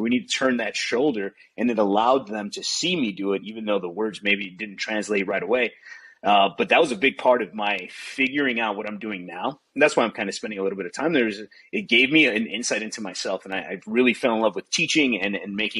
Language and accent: English; Chicago, Illinois, United States; moved away as an adult; also born or lived in Arizona; Grew up in Chicago, had a great time growing up in Chicago